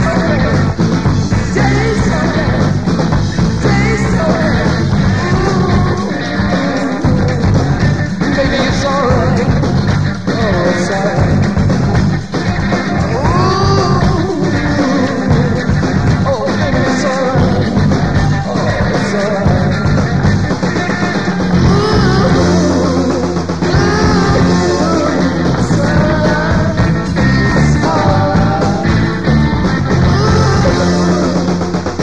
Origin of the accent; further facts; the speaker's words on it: Milwaukee, Wisconsin, United States; I'm from Wisconsin